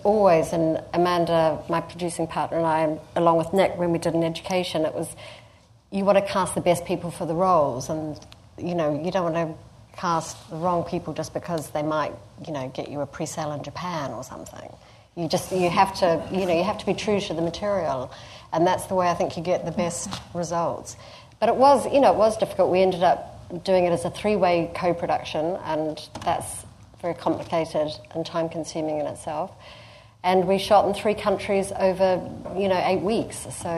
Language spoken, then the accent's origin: English; New Zealand; moved away; And then I came here from New Zealand quite some time ago, and my mother was homesick for sort of many, many years